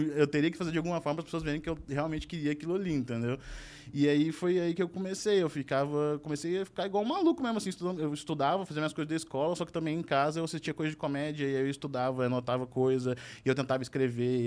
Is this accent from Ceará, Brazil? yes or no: no; Uberaba, Minas Gerais, Brazil; eu sou de Uberaba